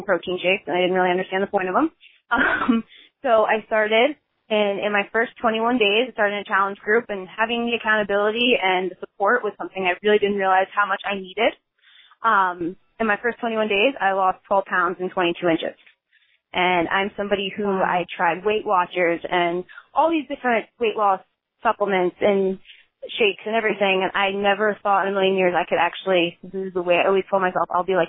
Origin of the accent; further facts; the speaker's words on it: Long Valley, New Jersey, United States; I am from Long Valley, New Jersey, a very small town